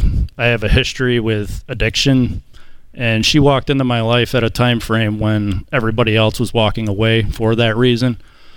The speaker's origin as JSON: {"language": "English", "town": "Torrington", "region": "Connecticut", "country": "United States", "lives_now": "Parrish, United States", "said": "Right now we live in Parrish, Florida, but we're originally from Torrington, Connecticut."}